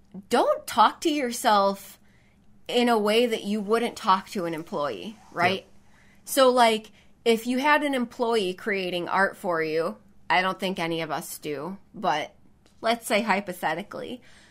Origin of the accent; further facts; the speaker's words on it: the South, United States; accent: Southern; especially my Southern accent.